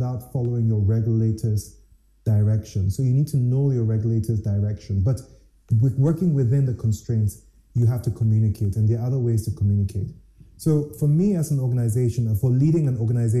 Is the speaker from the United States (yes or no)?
no; Ghana; As a Ghanaian, and I am not defined as a Ghanaian by which ethnic group